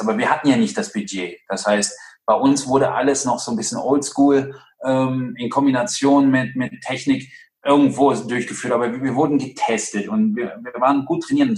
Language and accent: German; Ratingen, North Rhine-Westphalia, Germany; moved away; also born or lived in Munich / Bietigheim; in Rating, wo ich aufgewachsen bin